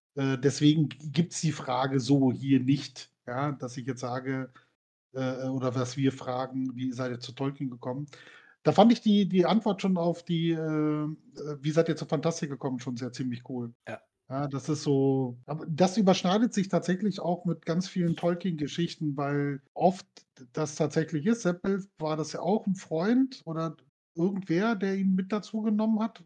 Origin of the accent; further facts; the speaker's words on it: Berlin, Germany; ich bin in Berlin groß geworden